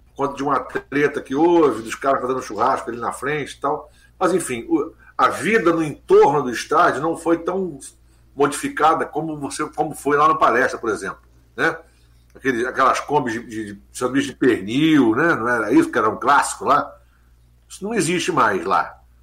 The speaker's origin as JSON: {"language": "Portuguese", "region": "Rio de Janeiro", "country": "Brazil", "tie": "born or raised there", "said": "Nasci na Barão de Mesquita, quase esquina para a Avenida Maracanã"}